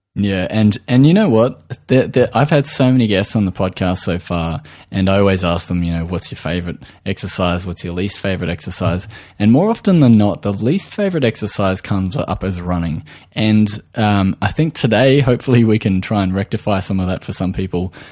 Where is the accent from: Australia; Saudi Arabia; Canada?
Australia